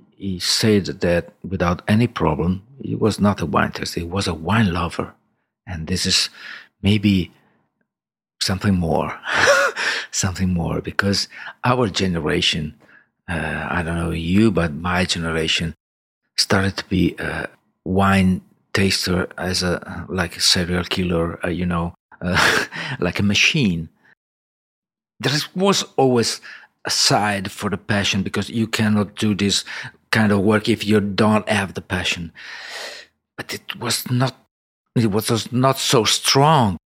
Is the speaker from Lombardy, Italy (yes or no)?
yes; Milan, Lombardy, Italy; I was born in Milan in, in, uh, nineteen sixty-two.